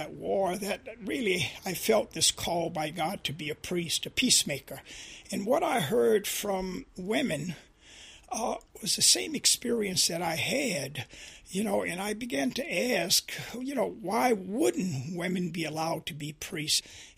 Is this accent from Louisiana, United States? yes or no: yes; Louisiana, United States; But John, helping me to see this sin of sexism really was growing up in Louisiana and experiencing, you know, the immorality of racism.